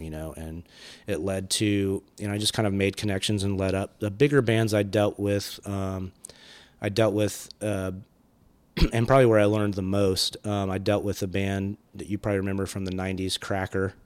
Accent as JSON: {"language": "English", "region": "California", "country": "United States", "tie": "born or raised there", "also_born_or_lived": "Athens, Georgia", "moved": "yes", "said": "I was born in California"}